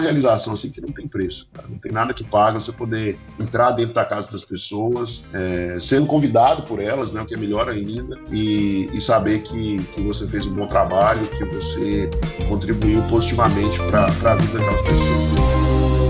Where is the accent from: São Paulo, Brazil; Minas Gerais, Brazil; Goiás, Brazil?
Minas Gerais, Brazil; Belo Horizonte; eu tenho 38 anos e sou de Belo Horizonte.